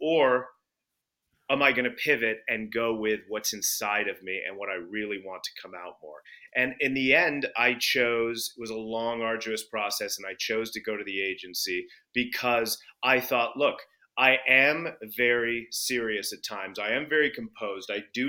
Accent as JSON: {"language": "English", "country": "United Kingdom", "said": "And I'm British, so I am serious and composed by nature."}